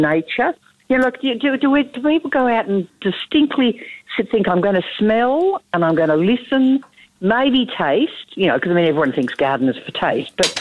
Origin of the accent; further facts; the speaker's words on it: Mildura, Victoria, Australia; moved away; I came from Mildura, where they often have 40 degrees